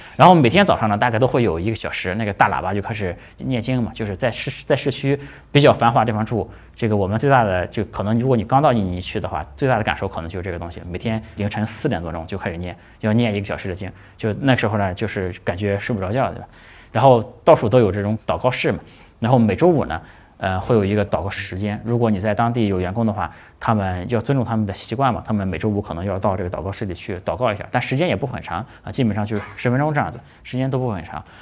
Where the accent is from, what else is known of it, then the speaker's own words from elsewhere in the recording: China; 我们都是中国人嘛